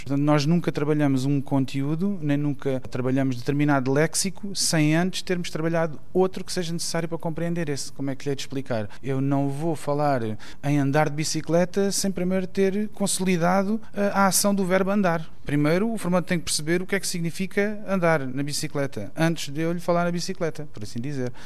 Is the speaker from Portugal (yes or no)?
yes; Portugal; nosso país